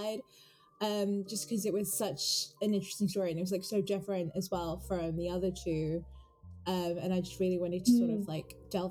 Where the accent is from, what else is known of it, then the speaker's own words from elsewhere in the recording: United Kingdom; first language English; I'm British, you know, like I've only ever known this country